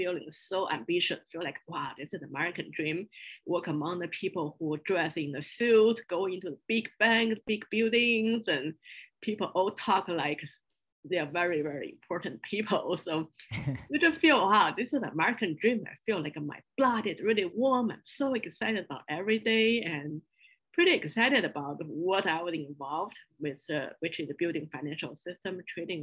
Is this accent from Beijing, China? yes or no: yes; Beijing, China; moved away as an adult; also born or lived in small town near Shanghai / Chapel Hill; I moved to Beijing to join my parents and started all my school life there